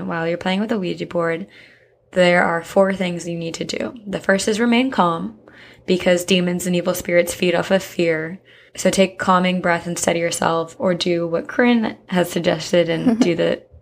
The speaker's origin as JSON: {"language": "English", "region": "New Jersey", "country": "United States", "said": "I'm from Jersey"}